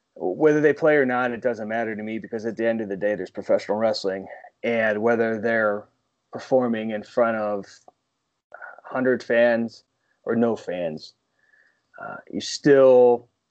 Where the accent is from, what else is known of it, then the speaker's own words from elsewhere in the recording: Northeast, United States; growing up in the Northeast like I did